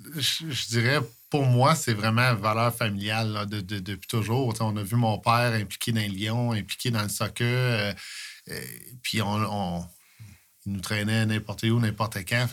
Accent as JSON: {"language": "French", "town": "Coaticook", "region": "Quebec", "country": "Canada", "tie": "born or raised there", "said": "je suis de Quaticook. Je suis toujours été ici"}